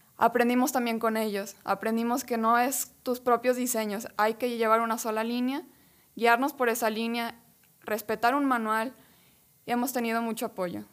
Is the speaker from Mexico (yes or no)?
yes; San Juan de los Lagos, Jalisco, Mexico; venimos de San Juan de los Lagos